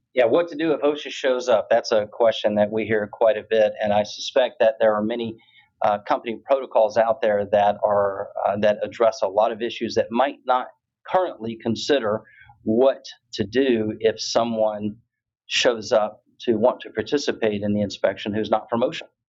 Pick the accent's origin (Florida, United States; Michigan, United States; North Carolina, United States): Florida, United States; Tampa; Last year it was in Tampa in December of 2022, my hometown.